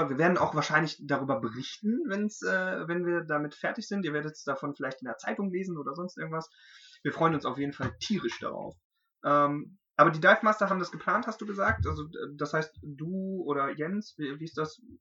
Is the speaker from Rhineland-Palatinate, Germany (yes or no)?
no; Dolberg, North Rhine-Westphalia, Germany; also born or lived in Hamm; ich komme aus der Gegend, ich bin in Dolberg aufgewachsen, ich bin zwar gebürtiger Hamenser, aber bin in Dolberg aufgewachsen, also die Lippe war immer schon der Fluss, der irgendwie so mich begleitet hat